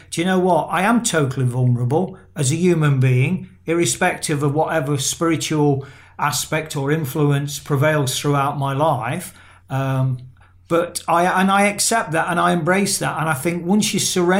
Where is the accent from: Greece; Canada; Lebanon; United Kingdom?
United Kingdom; England; I've got Irish descent in my blood, but I'm an Englishman